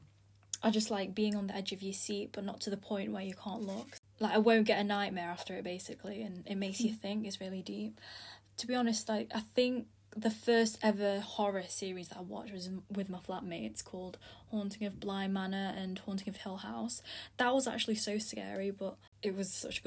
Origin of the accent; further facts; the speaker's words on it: Philippines; now in United Kingdom; I'm from the Philippines, but I live in the UK